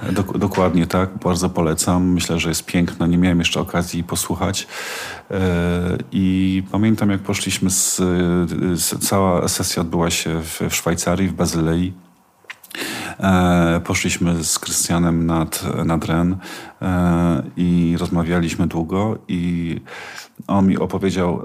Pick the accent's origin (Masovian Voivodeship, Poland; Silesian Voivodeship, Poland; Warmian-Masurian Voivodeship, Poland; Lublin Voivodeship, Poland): Silesian Voivodeship, Poland; Ja mieszkam, wychowałem się na Górnym Śląsku